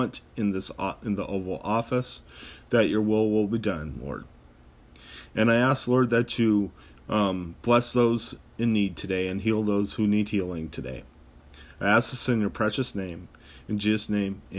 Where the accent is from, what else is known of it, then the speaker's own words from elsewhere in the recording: United States; as an American